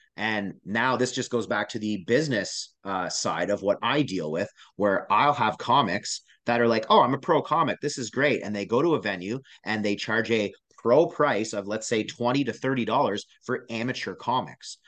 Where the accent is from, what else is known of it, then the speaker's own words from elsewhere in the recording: Canada; I am a Canadian performer